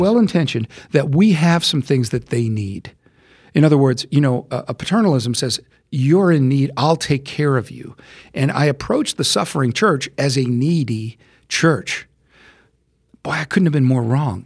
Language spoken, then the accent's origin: English; United States; I'm an American